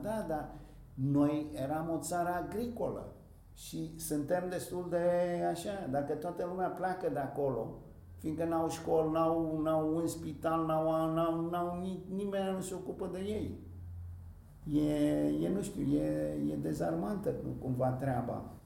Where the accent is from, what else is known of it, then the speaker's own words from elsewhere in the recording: Bucharest, Romania; moved away; also born or lived in Greece; eu am crescut pe străzile Bucureștiului